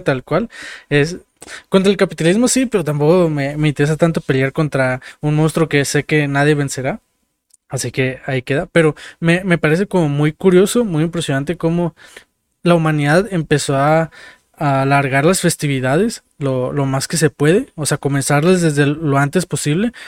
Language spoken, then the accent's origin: Spanish; Mexico; como mexicanos